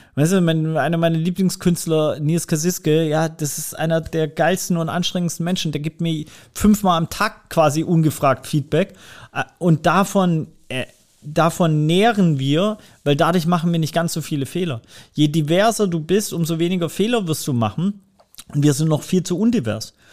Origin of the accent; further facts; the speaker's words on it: Swabia, Germany; da bin ich einfach im Schwabenländle geboren